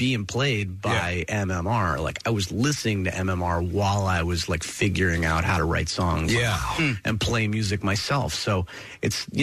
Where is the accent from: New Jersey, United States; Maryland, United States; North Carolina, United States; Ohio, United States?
New Jersey, United States; Princeton; I grew up in Princeton, which was really cool because I was like halfway between New York and Philly.